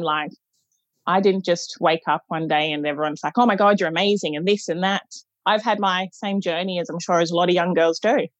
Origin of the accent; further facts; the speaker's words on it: Gold Coast, Queensland, Australia; I'm from the Gold Coast